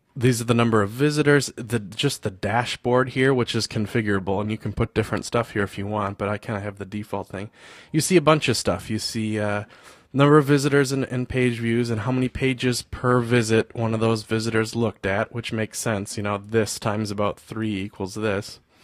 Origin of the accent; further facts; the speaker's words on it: United States; I'm from the States